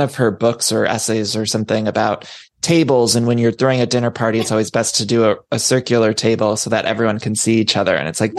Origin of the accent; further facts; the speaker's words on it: Ohio, United States; I grew up in Ohio